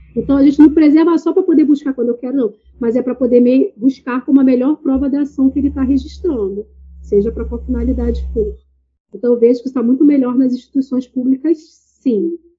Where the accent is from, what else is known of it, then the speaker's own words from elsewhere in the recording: Baixada Fluminense, Rio de Janeiro, Brazil; venho da Baixada Fluminense, periferia, do Rio de Janeiro